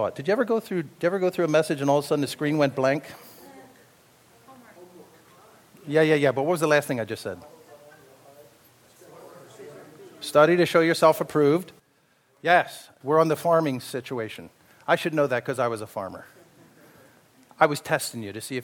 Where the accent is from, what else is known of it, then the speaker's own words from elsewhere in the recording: Pennsylvania Dutch country, United States; I was raised in the Pennsylvania Dutch, a lot of auctions going on there